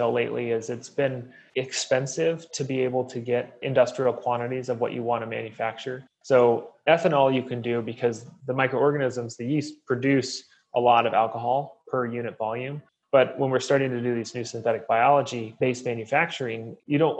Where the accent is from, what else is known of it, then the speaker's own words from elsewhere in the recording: Oregon, United States; moved away; I'm from Oregon originally, and so beer is part of our genetic code